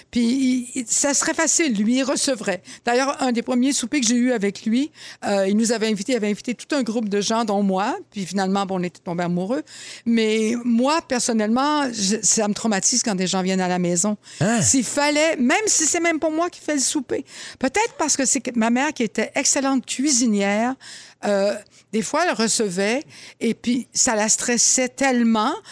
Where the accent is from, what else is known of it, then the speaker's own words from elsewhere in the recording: Laval, Quebec, Canada; quand j'étais jeune à Laval